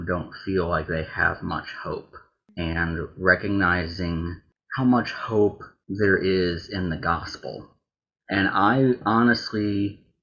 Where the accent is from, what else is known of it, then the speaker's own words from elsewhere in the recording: right outside of Nashville, Tennessee, United States; I grew up right outside of Nashville